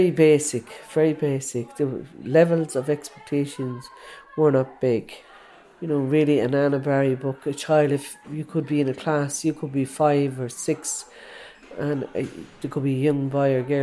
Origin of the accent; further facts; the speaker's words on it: Limerick, Munster, Ireland; I'm from Limerick City. I was born and reared in Limerick City